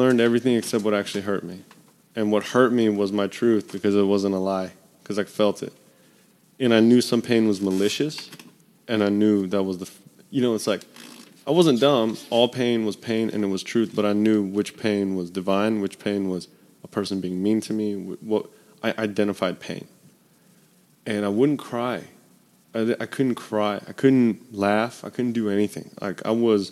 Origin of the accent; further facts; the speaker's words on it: Memphis, Tennessee, United States; I'm from Memphis